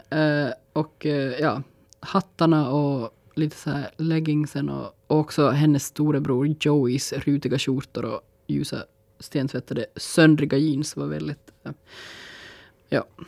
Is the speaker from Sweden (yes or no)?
no; Finland; som finnar